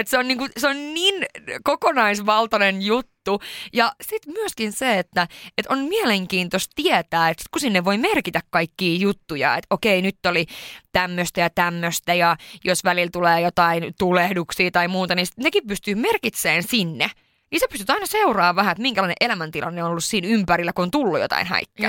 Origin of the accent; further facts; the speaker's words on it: Sweden; moved away; mä oon syntynyt Ruotsissa